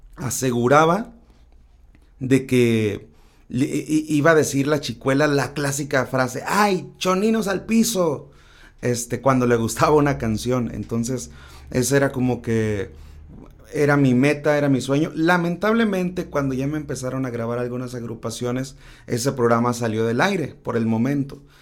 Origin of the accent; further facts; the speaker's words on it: Tacámbaro, Michoacán, Mexico; now in Mazatlán, Mexico; soy originario de Tecámbaro, Michoacán, pero actualmente radico en Mazatlán, Sinaloa